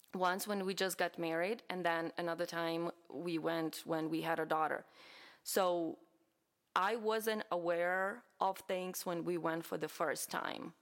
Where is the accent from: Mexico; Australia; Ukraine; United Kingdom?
Ukraine; now in United States; I am from Ukraine, obviously, and I'm very proud to be from Ukraine